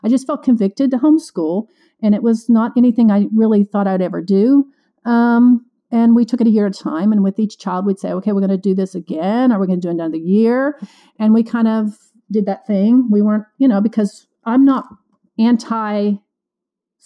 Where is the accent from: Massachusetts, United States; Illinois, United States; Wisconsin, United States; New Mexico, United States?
Illinois, United States; moved away as an adult; also born or lived in Florida / Kansas City / Kentucky / East Tennessee; now in Nashville, United States; I grew up in Illinois, went to college in Florida, moved to Kansas City, then ended up in Kentucky